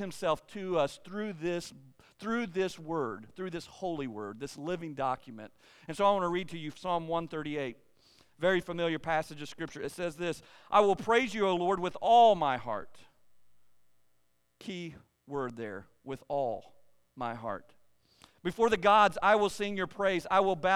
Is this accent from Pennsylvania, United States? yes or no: no; eastern Kentucky, United States; I was born and raised in eastern Kentucky